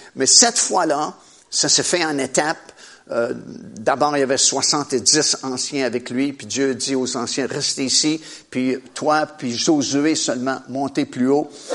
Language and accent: French; Trois-Rivières, Quebec, Canada; j'ai grandi dans la ville de Trois-Rivières. Je suis originaire de, de Trois-Rivières.